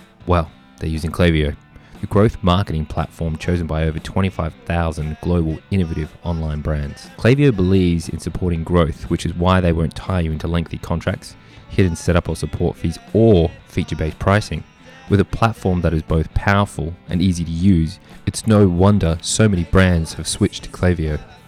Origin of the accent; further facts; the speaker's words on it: Australia; I'm from Australia